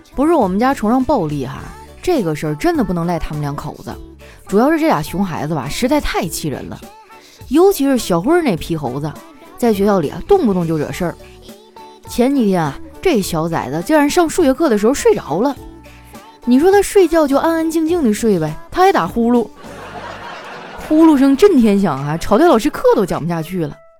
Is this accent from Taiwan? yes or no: no; Northeast China, China; moved away; 我们东北那边都是蘸麻将和腐乳